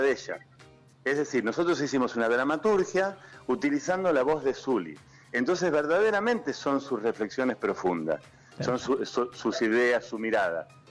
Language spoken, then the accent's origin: Spanish; Argentina; como argentinos